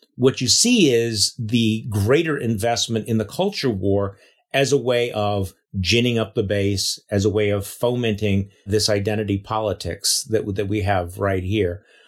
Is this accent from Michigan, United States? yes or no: no; Wisconsin, United States; My home state